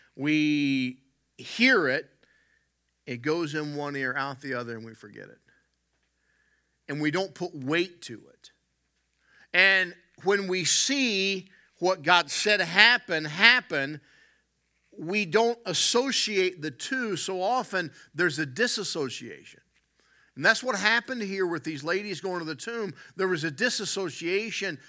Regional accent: West Virginia, United States; I grew up in West Virginia

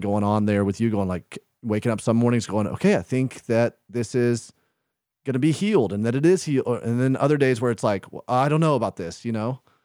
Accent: the South, United States; now in Midwest, United States; I grew up in the South

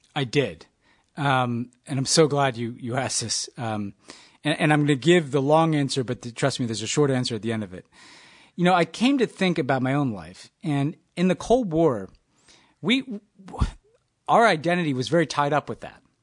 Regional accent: New York, United States; also born or lived in Texas; American New Yorker

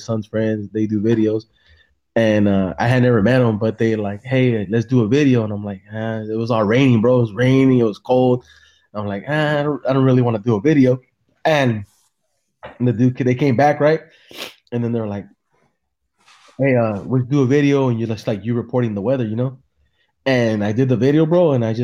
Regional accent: San Jose, California, United States; now in Salinas, United States; I'm originally from San Jose

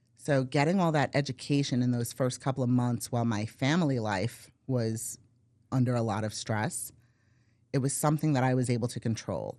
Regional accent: Brooklyn, New York, United States; moved away as an adult; now in Valrico, United States; born and raised in Brooklyn

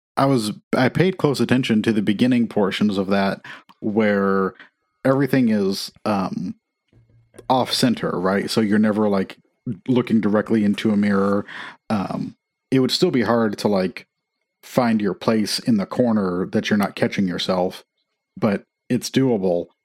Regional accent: Midwest, United States; now in Nashville, United States; I grew up in Amish country

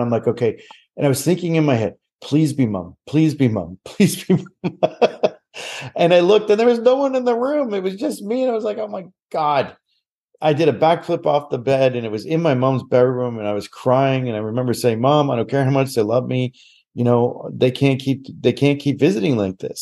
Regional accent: Nova Scotia, Canada; moved away as an adult; also born or lived in Calgary; I am born and raised in Nova Scotia

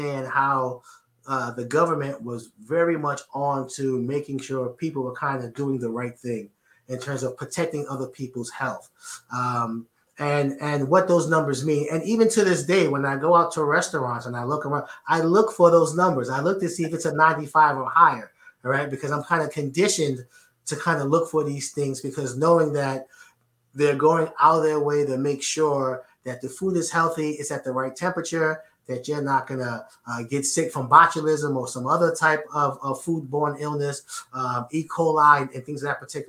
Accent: New York City, New York, United States; growing up in Edenwald Projects in the Bronx, I had to make this work because there weren't that many opportunities back home in New York City

